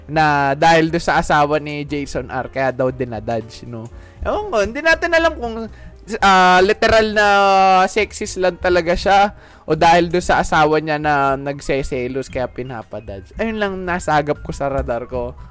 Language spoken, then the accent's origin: Tagalog; Texas, United States; Taga Texas po ako dito, no?